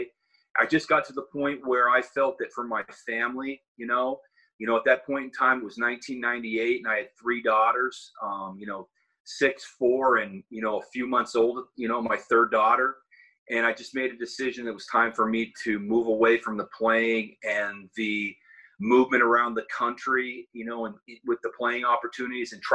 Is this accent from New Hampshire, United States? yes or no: no; Seattle, Washington, United States; moved away as an adult; also born or lived in Los Angeles / Pennsylvania; now in East Coast, United States; I was born and raised in Seattle, Washington